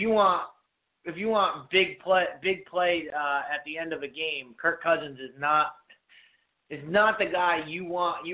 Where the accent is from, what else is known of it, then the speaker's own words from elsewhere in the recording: New England, United States; I've been in New England my whole life